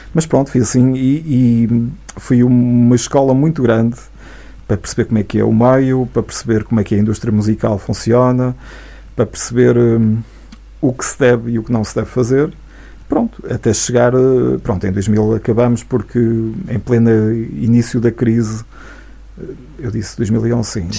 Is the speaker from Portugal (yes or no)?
yes; Santa Marta de Penaguião, Norte, Portugal; also born or lived in Vila Real; eu nasci em Santa Marta, estudei oito anos